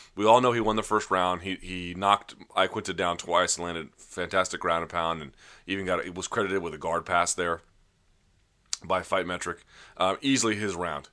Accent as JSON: {"language": "English", "town": "Washington", "region": "District of Columbia", "country": "United States", "tie": "born or raised there", "said": "just outside my hometown. They call it a D C"}